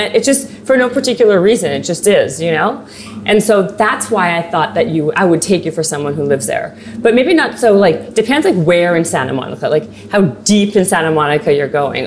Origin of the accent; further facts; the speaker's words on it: Canada; I'm Canadian